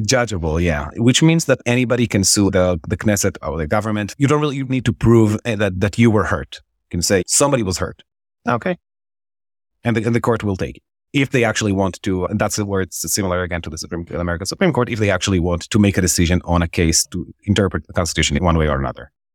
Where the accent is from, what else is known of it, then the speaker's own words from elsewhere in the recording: Israel; moved away as an adult; also born or lived in Jerusalem; now in New York, United States; I'm born and raised Israeli. Uh, I was born in Jerusalem and I grew up in Israel.